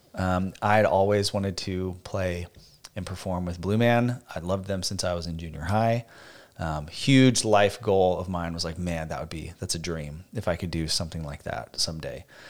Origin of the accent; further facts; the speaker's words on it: Phoenix, Arizona, United States; moved away as an adult; also born or lived in Boston, Massachusetts; now in Nashville, United States; We are both from born and raised in Phoenix, Arizona